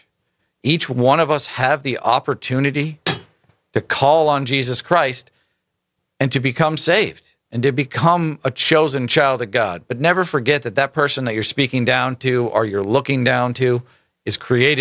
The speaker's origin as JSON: {"language": "English", "town": "Half Moon Bay", "region": "California", "country": "United States", "tie": "born or raised there", "moved": "yes", "lives_now": "Spokane, United States", "said": "my hometown, a small town, Half Moon Bay, California"}